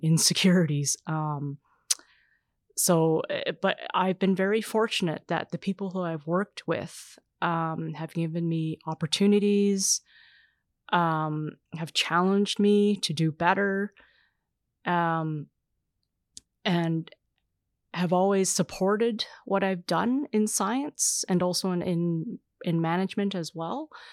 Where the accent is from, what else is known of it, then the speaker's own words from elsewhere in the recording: Canada; I would identify as racialized Canadian, so I would be considered, uh, Asian Canadian